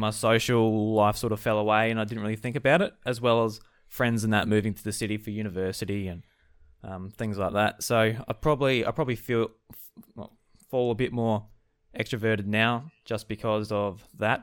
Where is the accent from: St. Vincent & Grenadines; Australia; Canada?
Australia; South Australia; I'm a farmer from South Australia